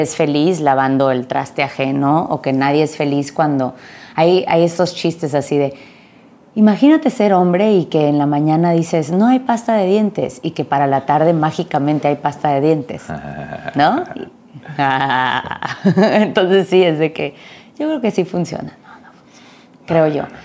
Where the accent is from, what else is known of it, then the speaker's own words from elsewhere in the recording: Mexico; crecí en México